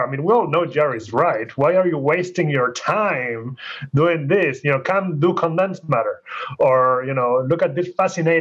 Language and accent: English; Argentina; moved away as an adult; now in United States; I grew up in Argentina. I went to school there. I started university there